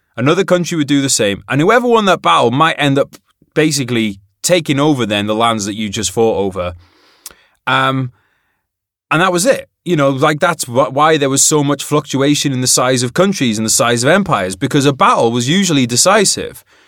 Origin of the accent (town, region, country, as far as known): United Kingdom